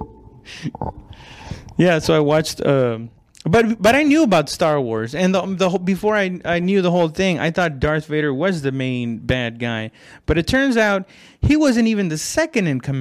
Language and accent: English; West Texas, United States; I'm from West Texas